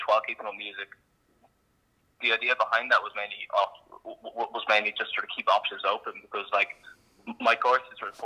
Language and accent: English; Dublin, Leinster, Ireland; I'm a violist from Dublin.